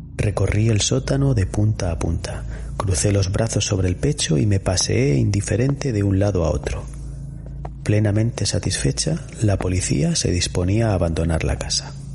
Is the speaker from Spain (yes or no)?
yes; Spain; en nuestra zona, Iñaki, en la Vega Baja y en la zona de la Huerta de Murcia, seguro que recuerdas bien cuando éramos pequeños que nuestros abuelos ponían mucho esmero